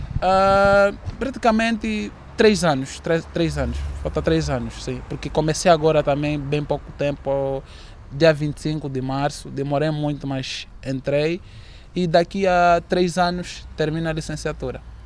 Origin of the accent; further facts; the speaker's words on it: Kilamba, Luanda Province, Angola; moved away as an adult; now in Porto, Portugal; vim da cidade do Quilamba, uh, Benfica, e vim, vim cá para estudar, trabalhar